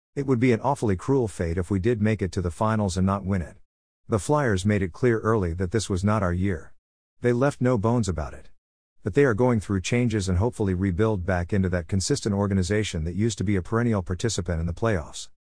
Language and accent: English; United States